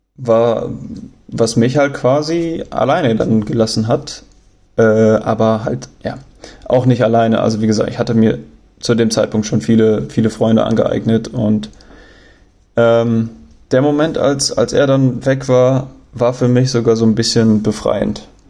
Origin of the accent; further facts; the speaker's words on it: Germany; accent: German; meine Aussprache und, und mein deutscher Akzent